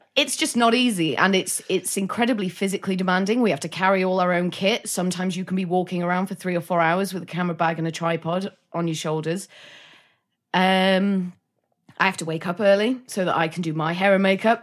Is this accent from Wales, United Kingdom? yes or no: yes; North Wales, United Kingdom; I'm from North Wales